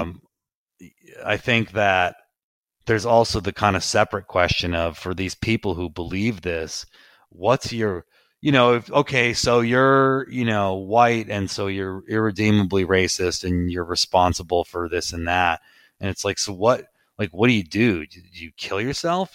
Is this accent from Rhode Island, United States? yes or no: yes; Providence, Rhode Island, United States; I grew up in Providence, Rhode Island.